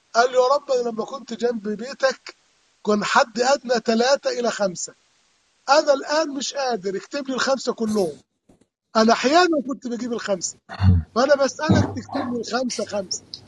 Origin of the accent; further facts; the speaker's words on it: Upper Egypt, Egypt; moved away; كان يكون موسم حصاد القمح عندنا في الصعيد